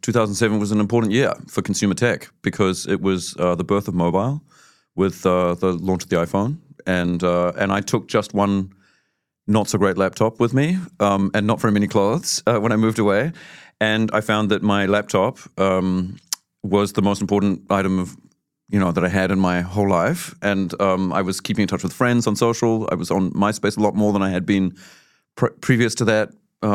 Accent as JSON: {"language": "English", "region": "Auckland", "country": "New Zealand", "tie": "born or raised there", "moved": "as an adult", "lives_now": "Germany", "said": "I grew up in Auckland, but I live in Germany."}